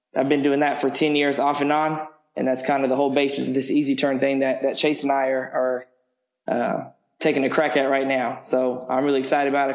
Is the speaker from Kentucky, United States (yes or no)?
yes; Lexington, Kentucky, United States; also born or lived in Hawaii / San Diego, California; I grew up in Lexington for the most part. Um, went to school, high school there at Lafayette